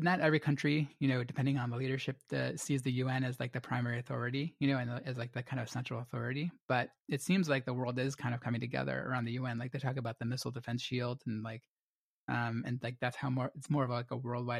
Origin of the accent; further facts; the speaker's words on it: United States; as American readers